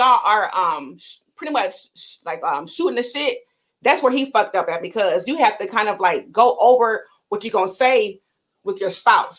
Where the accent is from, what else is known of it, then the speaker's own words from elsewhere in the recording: Ohio, United States; I'm from Ohio, and I have people say I'm from Cleveland. Cleveland, we don't play that shit. Like, I'm not from Cleveland.